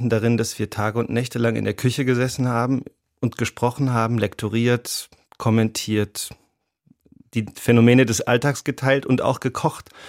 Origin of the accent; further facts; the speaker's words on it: Rhineland-Palatinate, Germany; born there; Ich bin ja in Rheinland-Pfalz geboren.